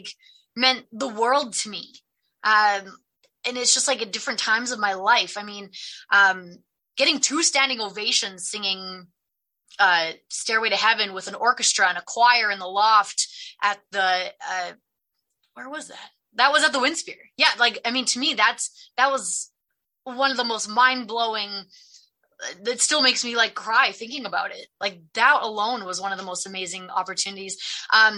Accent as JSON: {"language": "English", "town": "Edmonton", "region": "Alberta", "country": "Canada", "tie": "born or raised there", "said": "born and raised in Edmonton"}